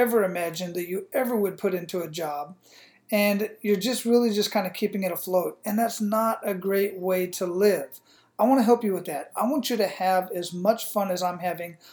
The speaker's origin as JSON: {"language": "English", "town": "Phoenix", "region": "Arizona", "country": "United States", "tie": "born or raised there", "also_born_or_lived": "Hawaii", "moved": "as an adult", "lives_now": "Tampa, United States", "said": "I grew up in Phoenix, Arizona"}